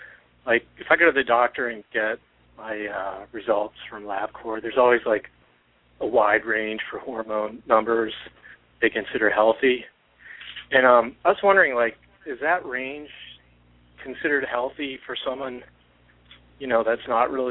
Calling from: San Diego, California, United States; from San Diego.

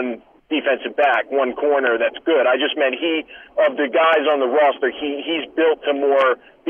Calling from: New York, United States; Hey, what's going on, guys? This is … from Long Island.

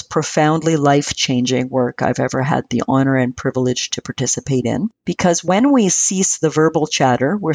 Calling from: British Columbia, Canada; From beautiful Vancouver Island off the coast of British Columbia in Canada.

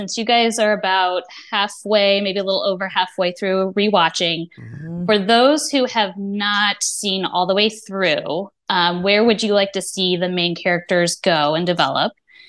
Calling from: St. Louis, Missouri, United States; St. Louis, Missouri.

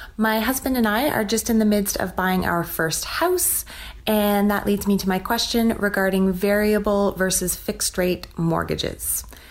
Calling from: Toronto, Ontario, Canada; I'm calling from Toronto, Canada.

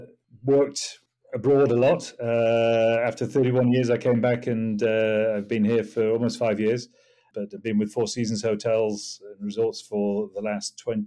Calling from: South East England, United Kingdom; It was sunny Hampshire. It may have started drizzling again, but it's sunny Hampshire, let's say.

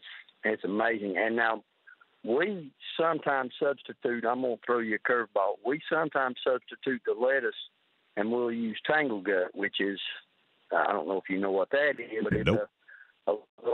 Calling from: Kentucky, United States; Pike County.

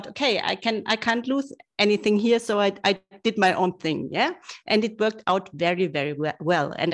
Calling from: Munich, Bavaria, Germany; because I'm living in Munich and I think everybody in the whole world knows what's happening in Munich every autumn.

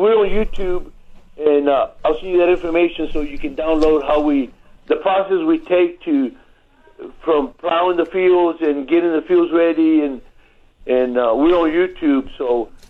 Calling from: Pleasanton, Texas, United States; I'm calling from Pleasanton, Texas.

